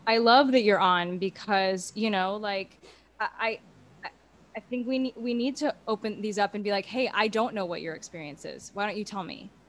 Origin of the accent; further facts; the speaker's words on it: Houston, Texas, United States; I'm from Houston, Texas